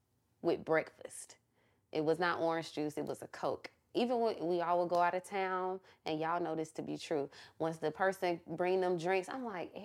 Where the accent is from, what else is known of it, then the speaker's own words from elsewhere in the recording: Atlanta, Georgia, United States; y'all know I'm from Atlanta.